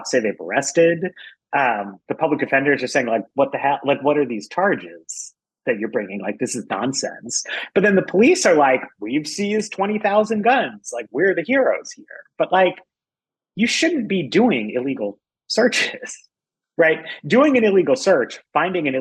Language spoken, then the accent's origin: English; New York City, New York, United States; I was a kid. I grew up in New York and Rudy Giuliani was mayor